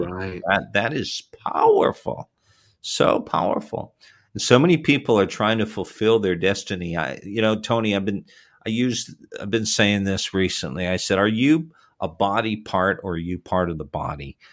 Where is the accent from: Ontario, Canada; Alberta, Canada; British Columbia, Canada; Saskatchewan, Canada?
Ontario, Canada; Toronto; Was born in Toronto and raised in the Toronto area